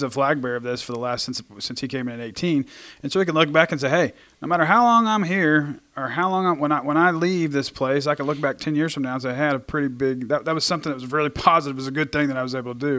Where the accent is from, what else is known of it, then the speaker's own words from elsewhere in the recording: Oklahoma, United States; we're from Oklahoma